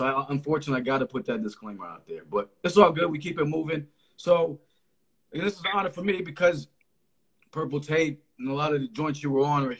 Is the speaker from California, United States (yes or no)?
no; Connecticut, United States; also born or lived in Philadelphia; I'm from Connecticut.